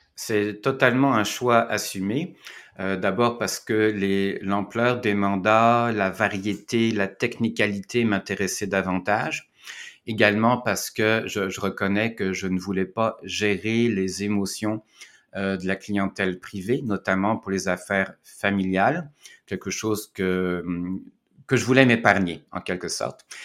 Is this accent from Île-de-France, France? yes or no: no; Caen, Normandy, France; moved away as an adult; also born or lived in Quebec, Canada; now in Montreal, Canada; je suis citoyen français, je suis né à Caen, en Normandie, mais ça fait 22 ans que je suis au Québec